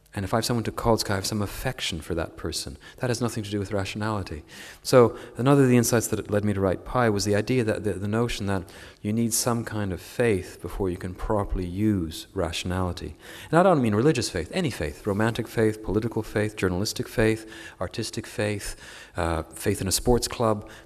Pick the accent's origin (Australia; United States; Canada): Canada; as a Canadian